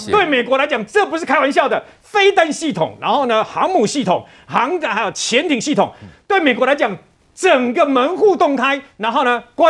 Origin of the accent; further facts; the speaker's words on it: Taiwan; 台湾所有的一切的费用都是我们台湾人自给自足